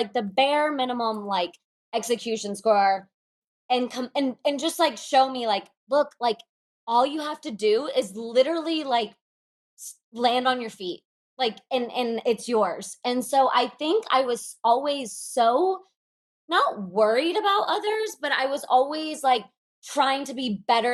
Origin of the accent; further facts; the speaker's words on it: Moscow, Russia; I was born in Moscow